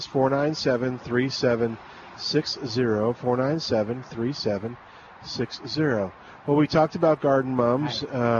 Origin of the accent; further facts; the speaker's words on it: New Orleans, Louisiana, United States; That's where I'm from. I grew up in New Orleans, so.